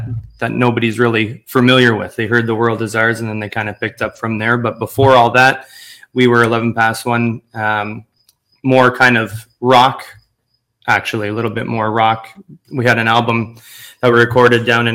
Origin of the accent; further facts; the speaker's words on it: Bowmanville, Ontario, Canada; moved away as an adult; also born or lived in Los Angeles; living in Bowmanville, obviously, went to Bowmanville High School